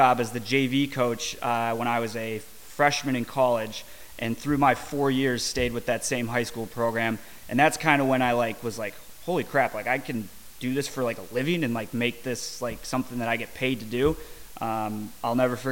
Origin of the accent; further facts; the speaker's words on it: Minnesota, United States; moved away as an adult; also born or lived in Charlotte; now in Jacksonville, United States; I grew up in Minnesota, went to school there, graduated, had a job there